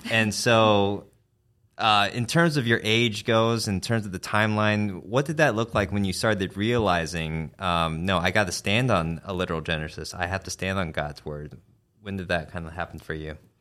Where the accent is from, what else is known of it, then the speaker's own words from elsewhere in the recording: Arizona, United States; now in Kentucky, United States; I'm from Arizona